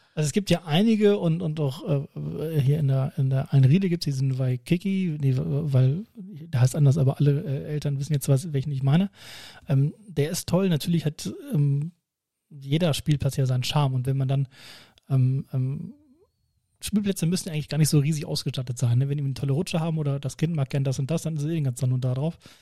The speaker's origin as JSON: {"language": "German", "area": "near Laatzen", "region": "Lower Saxony", "country": "Germany", "lives_now": "Hanover, Germany", "said": "ich komme aus Bimrode, also nicht weit weg von Laatzen"}